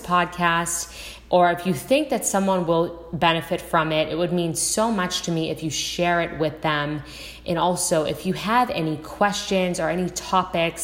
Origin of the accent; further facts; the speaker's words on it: Boston, Massachusetts, United States; also born or lived in Los Angeles; now in Southern California, United States; I'm originally from Boston, Massachusetts, and now I live in Southern California.